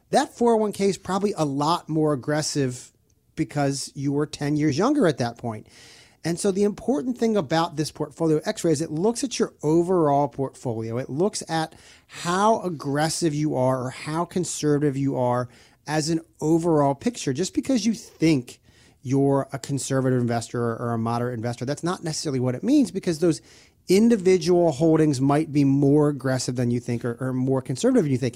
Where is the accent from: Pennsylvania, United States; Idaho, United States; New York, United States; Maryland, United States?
Maryland, United States; I'm from Maryland, born and raised